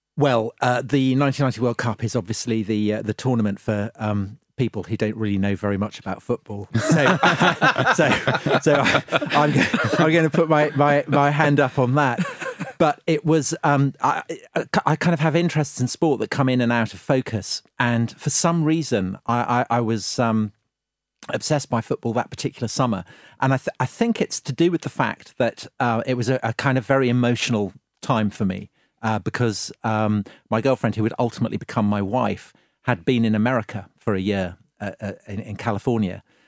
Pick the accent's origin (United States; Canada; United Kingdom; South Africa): United Kingdom; England; being English watching it in a French bar